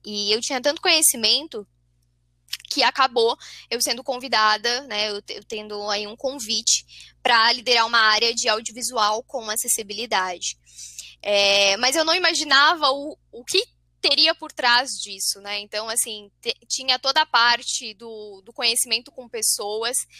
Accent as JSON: {"language": "Portuguese", "town": "São José dos Campos", "region": "São Paulo", "country": "Brazil", "said": "eu sou paulista, sou de São José dos Campos, São Paulo."}